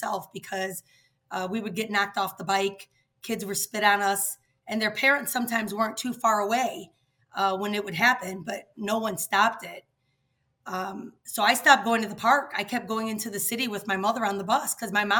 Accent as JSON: {"language": "English", "town": "Chicago", "region": "Illinois", "country": "United States", "tie": "born or raised there", "said": "I grew up in the West Humboldt Park neighborhood of Chicago"}